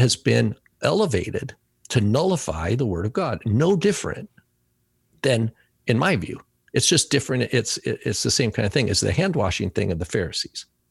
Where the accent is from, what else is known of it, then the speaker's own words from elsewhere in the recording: United States; first language English; I can only speak as an American citizen 'cause I've never been, this is where I was born and this is, you know, where I b, was educated and English is my main language